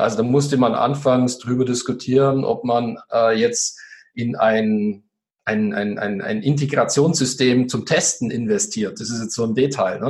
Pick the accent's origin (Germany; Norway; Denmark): Germany; Swabia; ich bin ja Schwabe